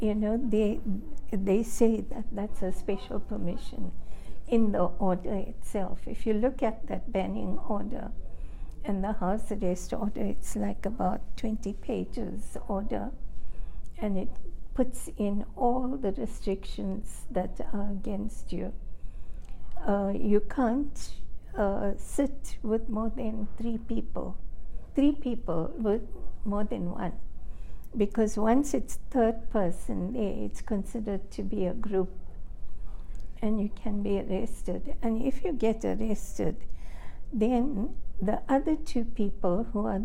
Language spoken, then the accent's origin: English; Phoenix settlement, KwaZulu-Natal, South Africa; And grew up in a house that my father built on the settlement.